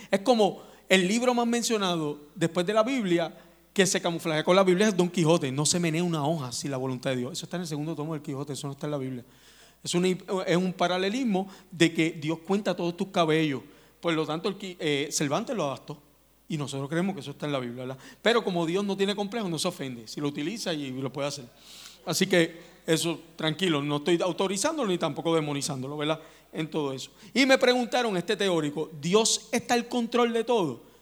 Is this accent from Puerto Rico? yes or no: yes; Puerto Rico